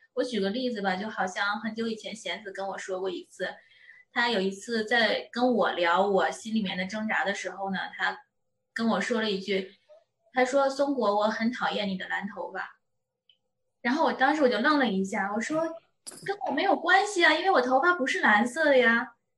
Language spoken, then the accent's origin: Chinese; China; moved away as an adult; 我作为一个中国人